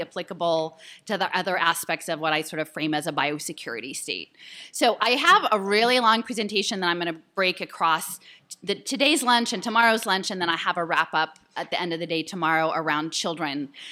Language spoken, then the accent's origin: English; Philadelphia, Pennsylvania, United States; I'm from Philadelphia